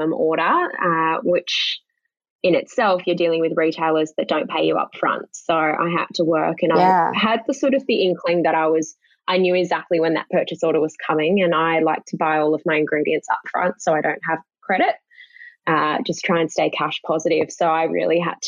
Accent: Australia; I'm an Australian woman

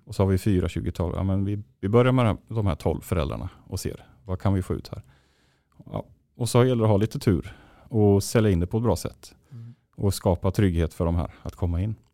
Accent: Linköping, Östergötland, Sweden; moved away as an adult; also born or lived in Borås; now in Gothenburg, Sweden; hemma i Linköping.

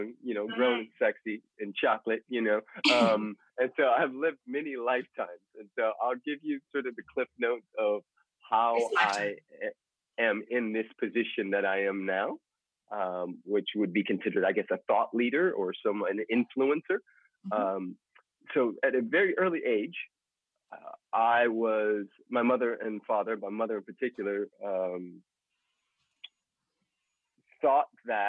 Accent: Los Angeles, California, United States; In Los Angeles, California.

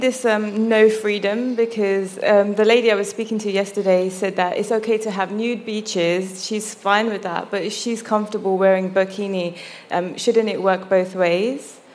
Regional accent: London, United Kingdom; I was born in London, but I don't look British

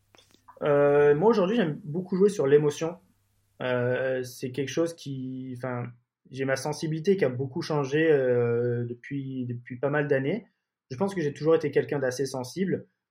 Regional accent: Marseille, Provence-Alpes-Côte d'Azur, France; also born or lived in London; je suis originaire de, de Marseille

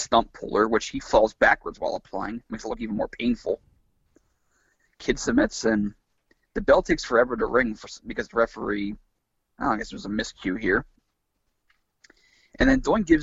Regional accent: United States; As an American

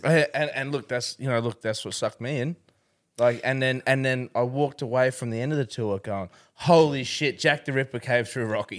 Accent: Rockhampton, Queensland, Australia; also born or lived in Canberra; We'd left Canberra and we came up to Rockhampton

